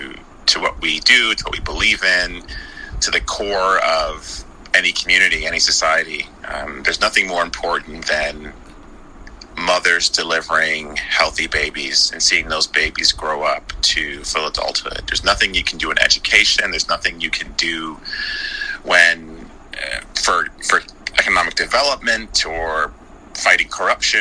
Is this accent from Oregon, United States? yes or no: no; Chicago, Illinois, United States; I have three siblings, and we were born and raised in the Chicago area